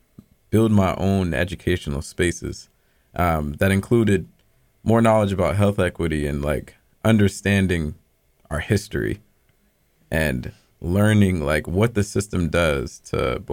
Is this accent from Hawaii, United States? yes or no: no; Boston, Massachusetts, United States; moved away as an adult; also born or lived in New York City; I'm originally from Boston. I grew up in Dorchester, literally 2 minutes away from Kelley, but I was on Columbia Road